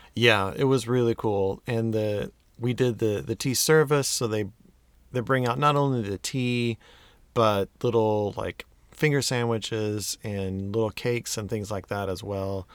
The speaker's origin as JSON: {"language": "English", "country": "United States", "said": "I'm an American"}